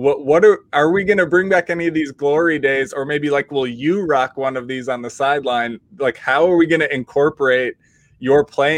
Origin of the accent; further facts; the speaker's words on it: Minnesota, United States; if you're stuck in the Midwest as a Minnesotan